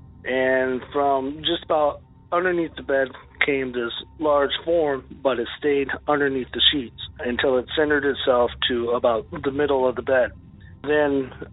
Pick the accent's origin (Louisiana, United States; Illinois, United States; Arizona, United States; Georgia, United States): Arizona, United States; Tucson; now in Cross Plains, United States; I was born and raised in Tucson, Arizona